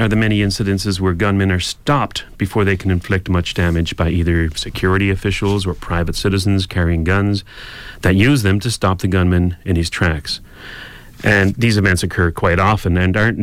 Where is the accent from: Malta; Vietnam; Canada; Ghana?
Canada; we're Canadian here